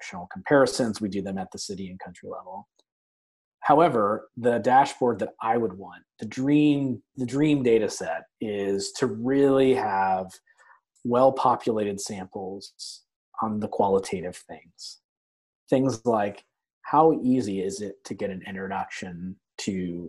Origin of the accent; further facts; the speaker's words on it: United States; also born or lived in London, United Kingdom; I'm American